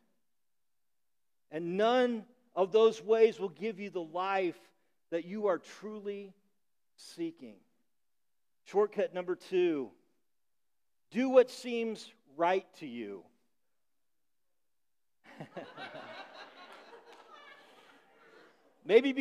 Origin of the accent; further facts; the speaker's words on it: Illinois, United States; moved away; the corn in Illinois, where I grew up, grows really tall